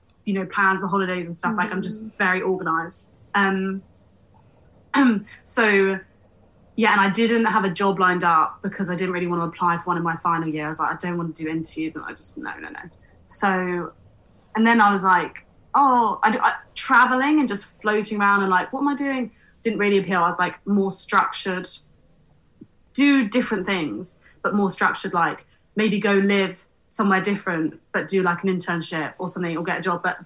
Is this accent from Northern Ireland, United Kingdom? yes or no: no; Hertfordshire, East of England, United Kingdom; moved away as an adult; now in London, United Kingdom; We're from Hertfordshire originally.